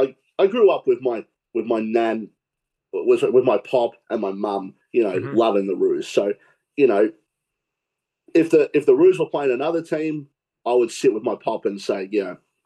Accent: Australia; here in Australia

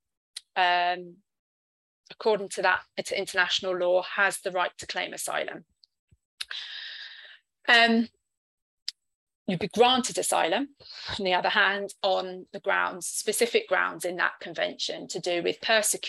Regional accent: London, United Kingdom; first language English; moved away as an adult; now in Cardiff, United Kingdom; I'm a British citizen from London, but living in Cardiff

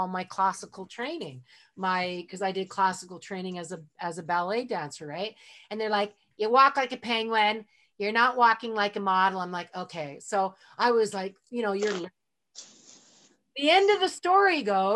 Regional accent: Edmonton, Alberta, Canada; moved away; I'm in Edmonton, my hometown where I was born, even though I'm a world citizen.

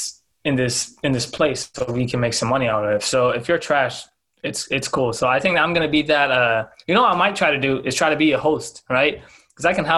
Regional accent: Canada; It's about being Canadian. It can be about being black. It can be about being like, in particular, like Sudanese.

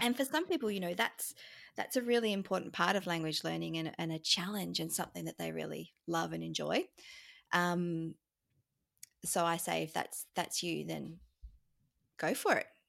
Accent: Australia; accent: standard Australian; first language English; being Australian

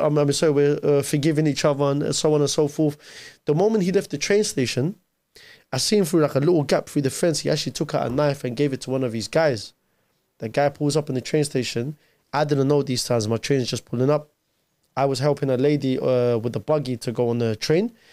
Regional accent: London, United Kingdom; born or raised there; English is a second language; also born or lived in Mosul, Iraq

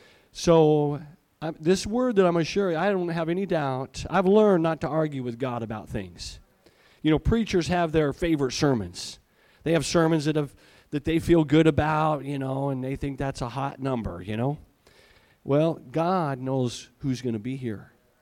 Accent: Malawi; born there; I was in Malawi once. That's where I was born. I was born in Africa.

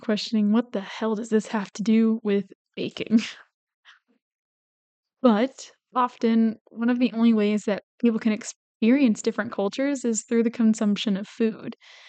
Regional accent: United States; first language English

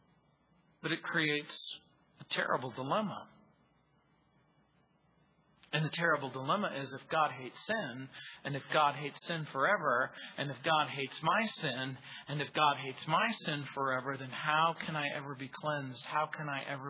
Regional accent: Mojave Desert, between San Bernardino and Las Vegas, California, United States; I grew up near in the Mojave Desert, really. It was that stretch of desert between San Bernardino and Las Vegas

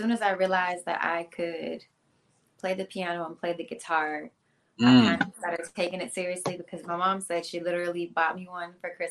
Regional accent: Hilton Head, South Carolina, United States; moved away as an adult; now in Atlanta, United States; Hilton Head, South Carolina.

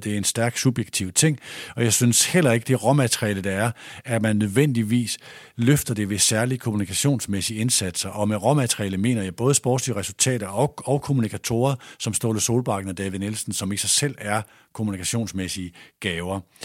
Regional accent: Aalborg, North Denmark Region, Denmark; moved away as an adult; also born or lived in Odense; jeg er vokset op i Aalborg

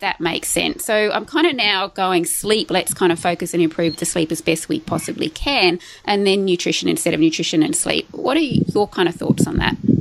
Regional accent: Tamworth, New South Wales, Australia; we actually grew up in the same area, like in Tamworth. I was born in Tamworth in New South Wales

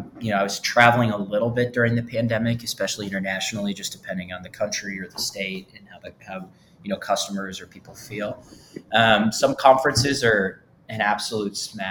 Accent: Michigan, United States; moved away as an adult; also born or lived in Indiana / Atlanta; I grew up in Michigan, probably the best state in the country

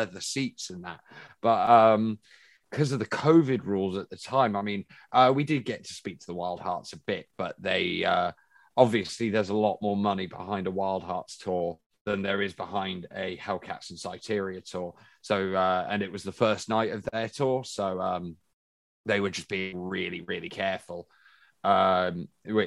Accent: Bristol, South West England, United Kingdom; We're from Bristol

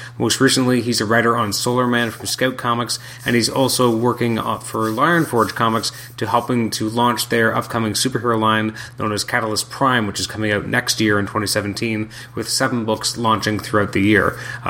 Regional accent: Canada; I'm a Canadian

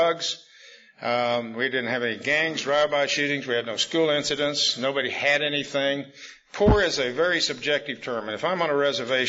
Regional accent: Wichita, Kansas, United States; I was born in Wichita, Kansas, September 1938

